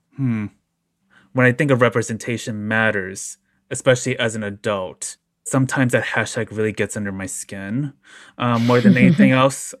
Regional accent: Chicago, Illinois, United States; I've been born and raised in the Chicagoland area

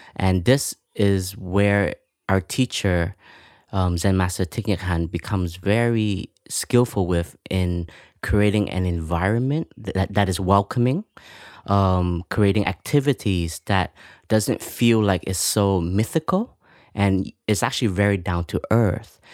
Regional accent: Canada; moved away; I grew up in Canada

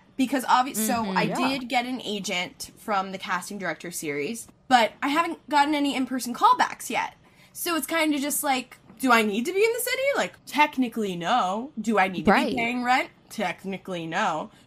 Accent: Philadelphia, Pennsylvania, United States; I'm from Philly

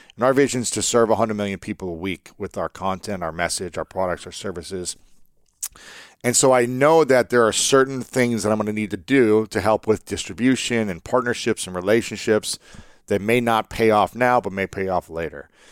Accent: Ohio, United States; I'm from America. I'm from Ohio.

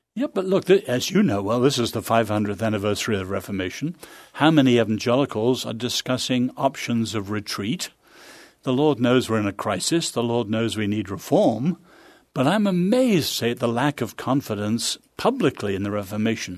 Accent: England, United Kingdom; also born or lived in China; now in United States; as an Englishman

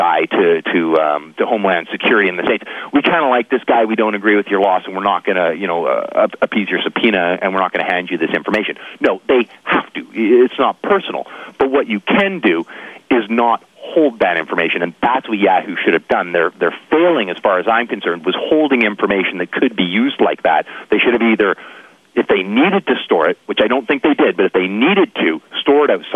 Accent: British Columbia, Canada; I'm from British Columbia

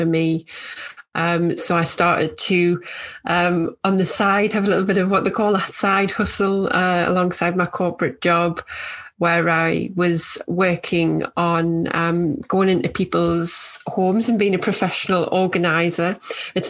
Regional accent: North East England, United Kingdom; moved away as an adult; now in Yorkshire, United Kingdom; I live in Yorkshire, although from my accent, you might be able to tell I'm from northeast of England.

